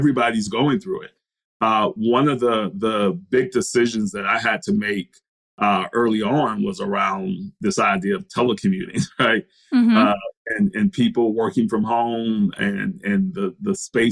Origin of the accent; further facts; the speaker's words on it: Brunswick, Georgia, United States; I grew up in Brunswick, Georgia.